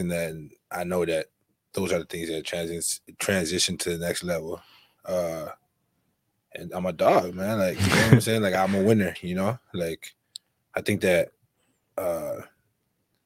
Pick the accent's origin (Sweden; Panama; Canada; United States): Canada; Gatineau, Quebec; I'm actually not from Ottawa. I'm from Gatineau.